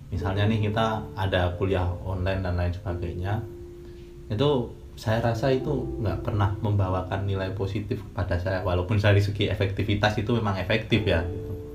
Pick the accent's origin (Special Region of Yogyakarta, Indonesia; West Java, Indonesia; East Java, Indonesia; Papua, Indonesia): Special Region of Yogyakarta, Indonesia; Sleman; Saya dari Sleman